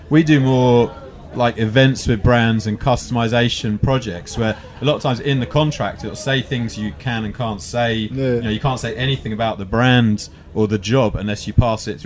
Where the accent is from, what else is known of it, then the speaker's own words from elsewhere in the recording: London, United Kingdom; we grew up in London hip hop